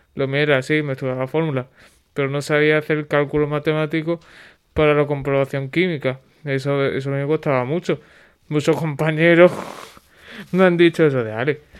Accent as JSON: {"language": "Spanish", "town": "Huelva", "region": "Andalusia", "country": "Spain", "said": "soy de Huelva"}